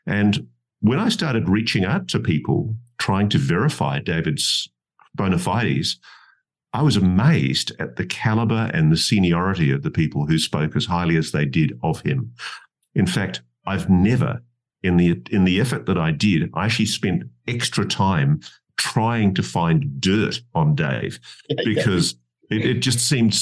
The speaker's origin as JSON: {"language": "English", "country": "Australia", "said": "being an Australian"}